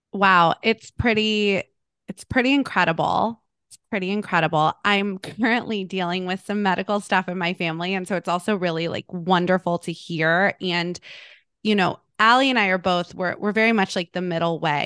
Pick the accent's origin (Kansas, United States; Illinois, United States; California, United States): California, United States; Malibu; I grew up in Malibu